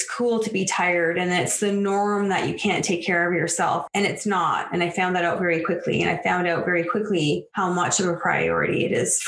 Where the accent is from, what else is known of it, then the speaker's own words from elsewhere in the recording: just outside of Toronto, Ontario, Canada; moved away as an adult; also born or lived in western Canada; I'm from Ontario, just outside of Toronto. I live here now. I was born and raised here.